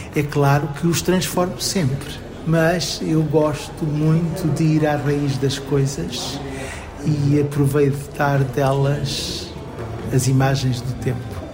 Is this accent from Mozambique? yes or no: yes; Maputo, Mozambique; now in Portugal; da terra onde eu nasci, que é muito longe daqui